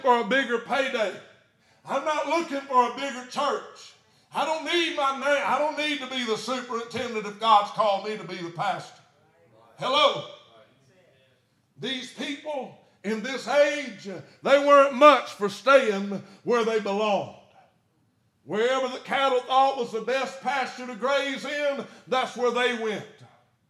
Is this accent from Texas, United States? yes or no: no; Satsuma, Alabama, United States; I'm from Satsuma, right above Mobile